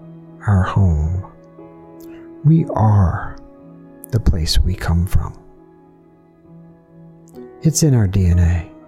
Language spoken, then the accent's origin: English; Columbus, Georgia, United States; I grew up right here in Columbus. Right here in Columbus, Georgia.